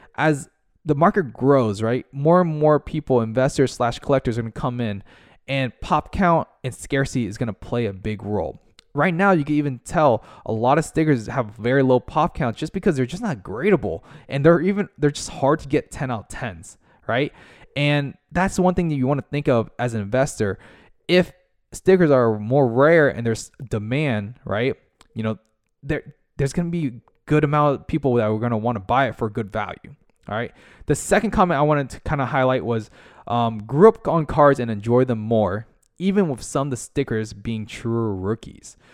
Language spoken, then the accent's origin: English; United States; also born or lived in Orlando, Florida; located in the United States in America, uh, Orlando, Florida